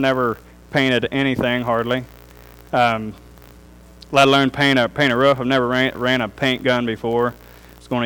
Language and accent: English; Darke County, Ohio, United States; also born or lived in Germantown; I grew up in Dark County